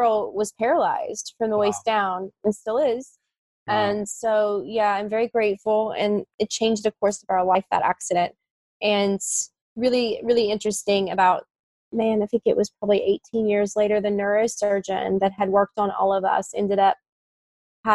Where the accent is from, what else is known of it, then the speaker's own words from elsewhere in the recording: West Virginia, United States; the hospital where I grew up in West Virginia